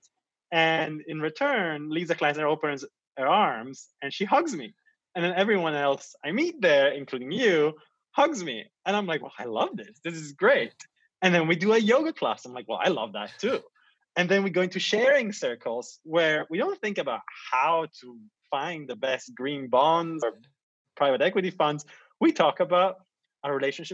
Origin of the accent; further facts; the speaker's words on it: Italy; also born or lived in Asia; now in London, United Kingdom; I come from Italy